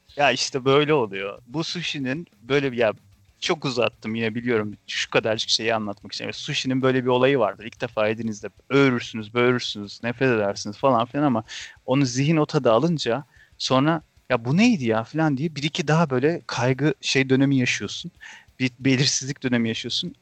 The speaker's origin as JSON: {"language": "Turkish", "region": "Ankara", "country": "Turkey"}